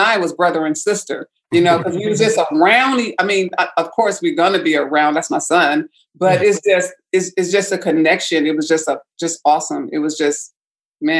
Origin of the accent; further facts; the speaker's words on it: Vallejo, California, United States; I grew up in Vallejo, California, on 130 Danger